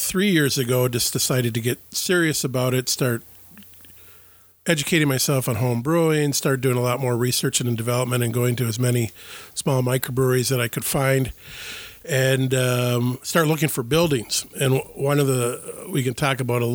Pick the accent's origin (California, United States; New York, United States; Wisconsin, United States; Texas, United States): Wisconsin, United States; Ashland; now in Ellsworth, United States; I was born and raised in Ashland, Wisconsin.